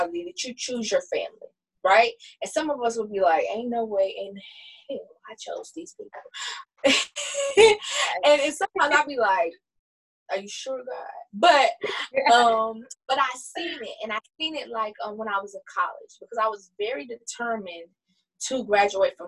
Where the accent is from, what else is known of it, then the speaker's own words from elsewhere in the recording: the South, United States; growing up in the South, you know, as a black person